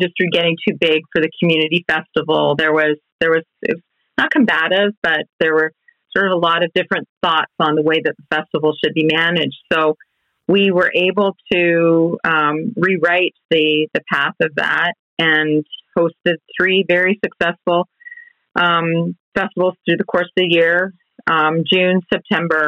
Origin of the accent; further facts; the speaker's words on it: Ontario, Canada; now in Okanagan, Canada; Ontario, we still have a lot of really big corporate players there